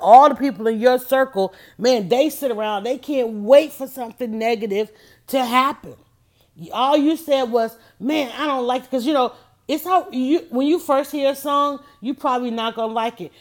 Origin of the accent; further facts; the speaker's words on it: Atlanta, Georgia, United States; I grew up on Wichita Drive